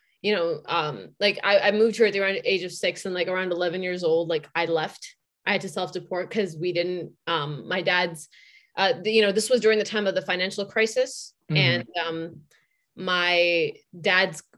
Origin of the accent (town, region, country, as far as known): Massachusetts, United States; born or raised there; also born or lived in India